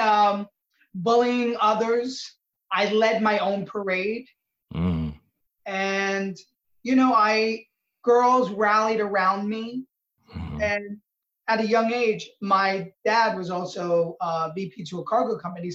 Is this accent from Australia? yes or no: no; New York City, New York, United States; my growing up in Little Italy in New York City in the late 70s and 80s.